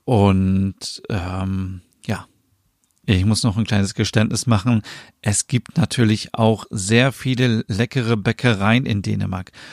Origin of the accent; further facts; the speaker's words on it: Germany; bei uns in Deutschland